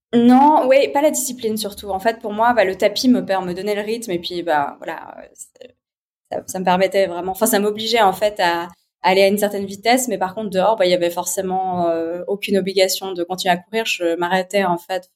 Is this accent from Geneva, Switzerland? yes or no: yes; Geneva, Switzerland; je suis née à Genève, j'ai 36 ans.